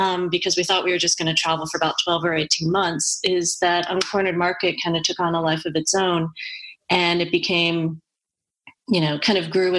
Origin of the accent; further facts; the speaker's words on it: United States; Dan and I are white, we're American